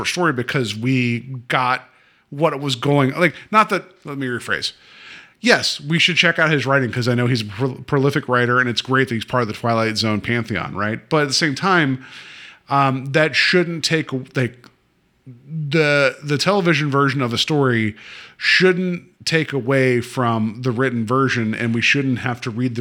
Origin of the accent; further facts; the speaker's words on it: West Virginia, United States; now in Ohio, United States; I've lived here longer than my home state of West Virginia, so I guess I'm an Ohioan now